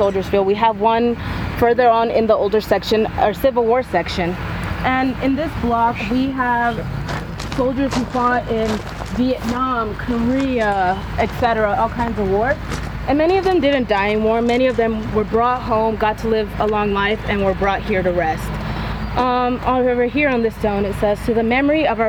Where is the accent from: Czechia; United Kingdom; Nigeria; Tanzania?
Tanzania; also born or lived in Maryland / Colorado; now in Greeley, United States; I was born in Tanzania, Africa.